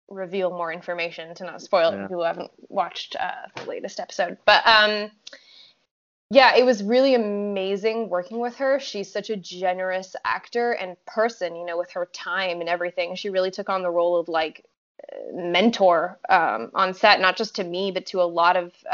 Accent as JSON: {"language": "English", "country": "France", "second_language": "English", "moved": "yes", "said": "I mean, I'm from France, so I'm already familiar with having to like make myself sound, I mean, I'm French and American, but my accent when I first moved here was a little bit more choppy than it is now."}